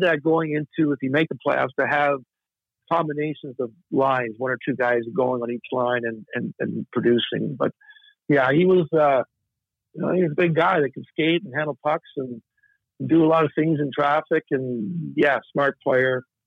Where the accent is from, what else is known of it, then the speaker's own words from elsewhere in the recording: Nova Scotia, Canada; I'm from Nova Scotia